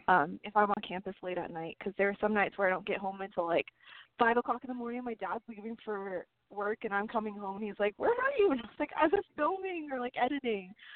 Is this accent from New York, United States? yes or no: no; Arizona, United States; also born or lived in California; I was born in California, but I moved to Arizona in third grade